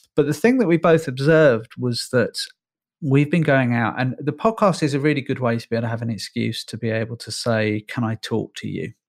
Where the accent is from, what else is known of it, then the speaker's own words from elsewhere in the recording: Northern Ireland, United Kingdom; moved away; I'm Irish by birth. I was born in Northern Ireland.